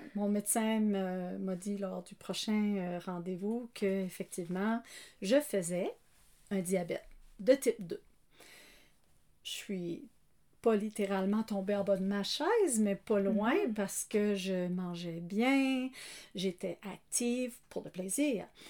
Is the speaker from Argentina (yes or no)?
no; Canada; moved away; je suis acadienne de naissance qui a pris pays en prenant Marie